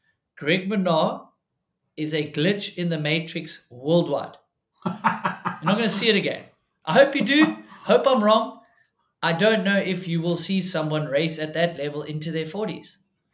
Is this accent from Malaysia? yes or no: no; South Africa; it's kind of tough to see people follow in the footsteps as a South African.